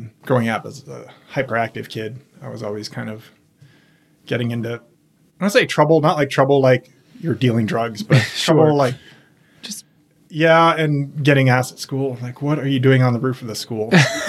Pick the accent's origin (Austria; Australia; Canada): Austria; also born or lived in Virginia, United States; I was born in Virginia. My parents are both from overseas. My dad's a German family. My mom's from South America. So I was born in the U.S., but don't really remember much about that, because we moved overseas to Austria when I was really young.